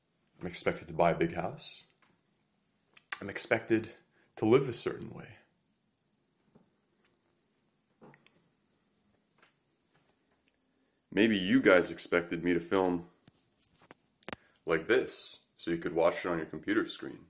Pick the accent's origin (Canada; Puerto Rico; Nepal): Canada; Montreal, Quebec; I grew up in Canada, Montreal